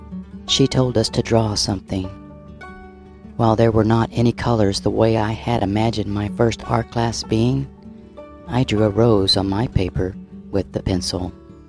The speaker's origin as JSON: {"language": "English", "region": "West Virginia", "country": "United States", "tie": "born or raised there", "said": "I grew up in West Virginia during World War II. Life was really hard for coal mining families, and we had a large family of 9 children."}